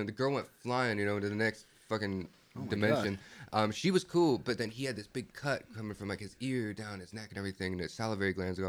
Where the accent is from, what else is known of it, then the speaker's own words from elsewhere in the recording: Pennsylvania, United States; moved away; I'm from Pennsylvania, dude. So it's like there's coal trains and like... Hey, there's trains out the ass out there.